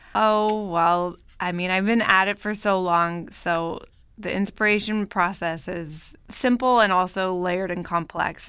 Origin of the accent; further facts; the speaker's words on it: Bay Area, Northern California, United States; moved away as an adult; also born or lived in Paris / New York; now in Los Angeles, United States; I grew up in Northern California, in the Bay Area